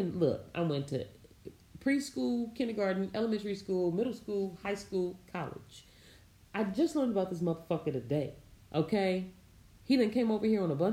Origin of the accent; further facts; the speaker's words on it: Indianapolis, Indiana, United States; moved away; I was raised in a duplex on 34th and Broadway in Indianapolis, Indiana